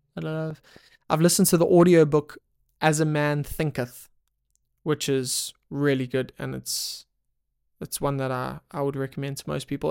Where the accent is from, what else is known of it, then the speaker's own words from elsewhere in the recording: South Africa; I'm from South Africa